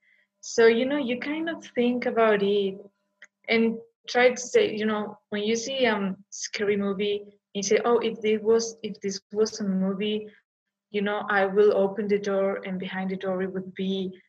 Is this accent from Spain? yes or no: yes; Vigo, Galicia, Spain; I'm from Galicia, specifically from a city called Vigo.